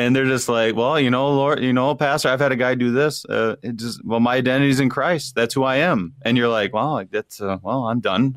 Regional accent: Wadena, Minnesota, United States; moved away as an adult; I grew up in Wadena, Minnesota, and my dad was a pastor there for twenty-one years

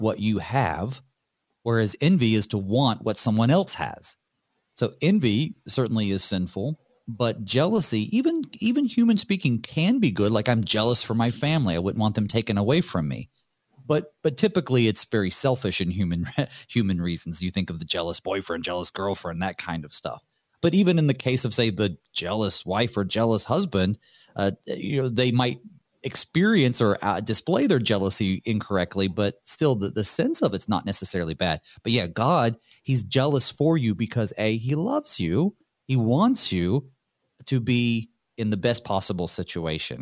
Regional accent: North Carolina, United States; growing up in North Carolina

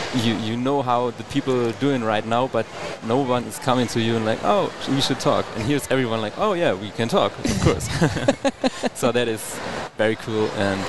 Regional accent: near Hanover, Lower Saxony, Germany; English is a second language; I'm from the northern part, so like close to Hanover.

